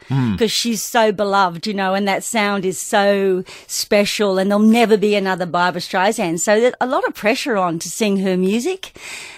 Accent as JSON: {"language": "English", "country": "Australia", "tie": "born or raised there", "also_born_or_lived": "England / Adelaide, South Australia / Sydney, New South Wales", "said": "they brought the whole family to Australia in 1966, and we landed in Adelaide, and I started school at Elizabeth Park. So I was there for about 5 years, and then we moved on to Sydney"}